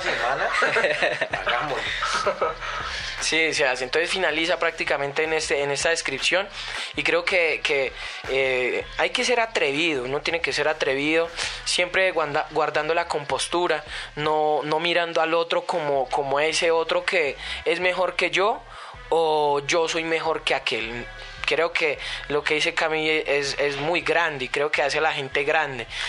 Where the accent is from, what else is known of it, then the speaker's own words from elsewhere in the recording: Colombia; Nosotros los colombianos